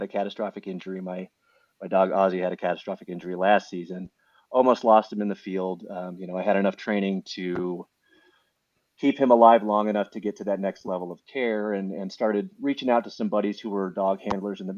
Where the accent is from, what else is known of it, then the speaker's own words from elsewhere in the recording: Iowa, United States; moved away as an adult; also born or lived in Michigan; I grew up in Iowa, born and raised